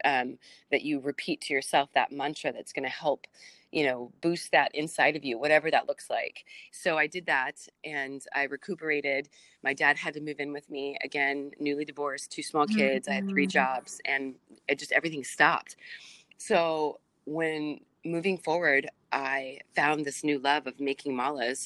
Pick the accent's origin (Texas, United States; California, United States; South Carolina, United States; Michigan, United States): California, United States; San Diego; I'm from San Diego